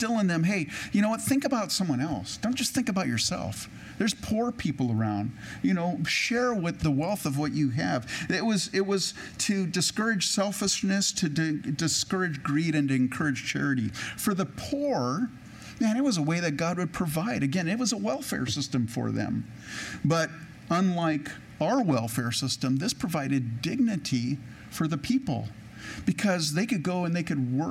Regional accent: California, United States; I grew up in California, and I grew up on the coast, on the West Coast

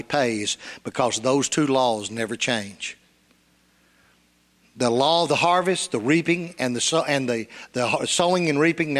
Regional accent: Union City, Tennessee, United States; I was raised in Union City, Tennessee.

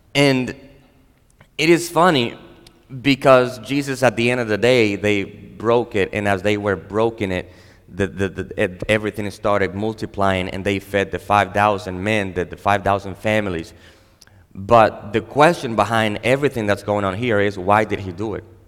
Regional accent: Dominican Republic; I am a Dominican. I was born and raised in the Dominican Republic

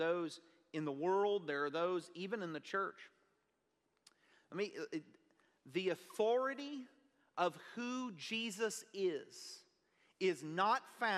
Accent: Kennefic, Texas, United States; I'm a bumpkin from Kennefic, Texas

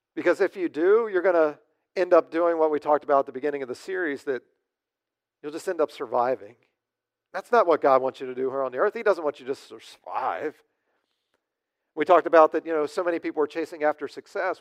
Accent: United States; as American Christians

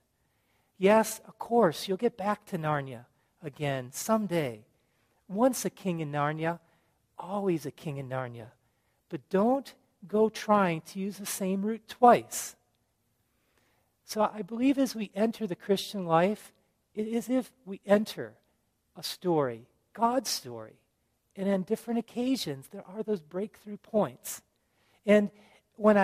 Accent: Chicago, Illinois, United States; also born or lived in Japan; I grew up in the Chicago suburbs

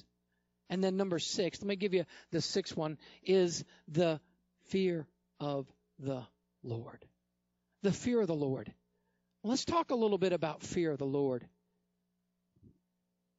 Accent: upstate New York, United States; I lived in upstate New York. I was born in New York

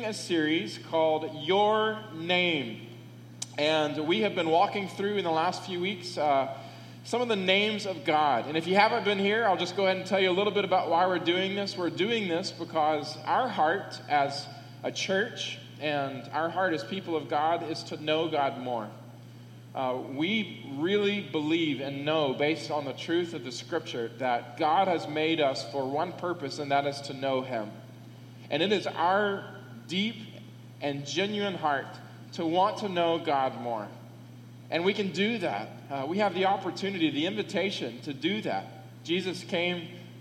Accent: United States; I am an American

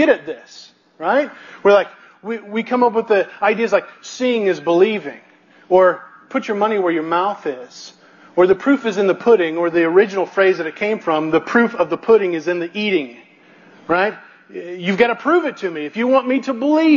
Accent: Missouri, United States; I come from Missouri

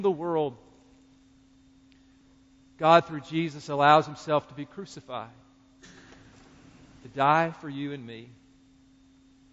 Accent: North Carolina, United States; as a fellow North Carolinian

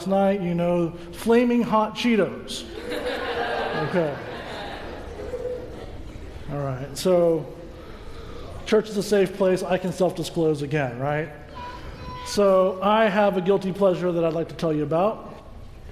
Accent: Georgia, United States; moved away; I was a young boy growing up in Georgia

